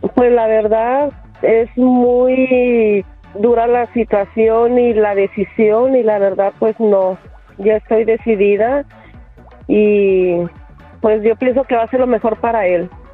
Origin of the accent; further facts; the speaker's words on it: Puebla, Mexico; now in Los Angeles, United States; yo soy de Puebla, no tengo familia aquí